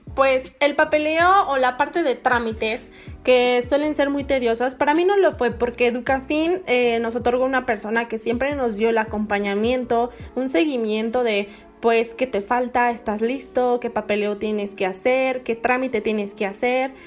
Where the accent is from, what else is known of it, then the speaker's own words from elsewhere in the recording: Mexico; soy de México